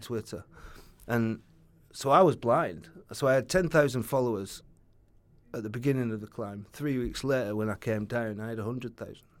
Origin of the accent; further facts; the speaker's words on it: Oldham, North West England, United Kingdom; moved away as an adult; I'm from Oldham, so I used to just get into Saddleworth and start hiking